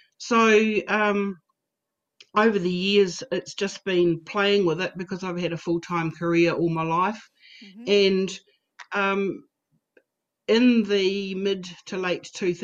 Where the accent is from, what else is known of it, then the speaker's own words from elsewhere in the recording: New Zealand; moved away as an adult; also born or lived in Australia; made the decision to move back to my home country of New Zealand